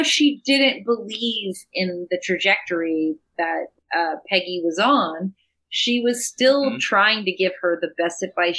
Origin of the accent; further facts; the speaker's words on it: Tennessee, United States; moved away as an adult; also born or lived in Arkansas / New York; now in Los Angeles, United States; I was from Tennessee and I was a country girl